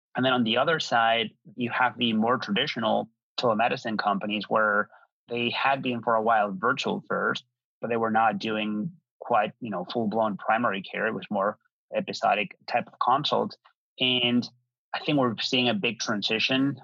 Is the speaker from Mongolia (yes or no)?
no; Madrid, Community of Madrid, Spain; moved away; I'm um, originally from Spain, born and raised in Madrid.